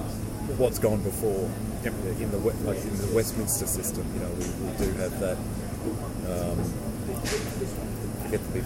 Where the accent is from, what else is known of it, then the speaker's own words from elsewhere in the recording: Victoria, Australia; moved away; also born or lived in Tasmania; I grew up in Victoria.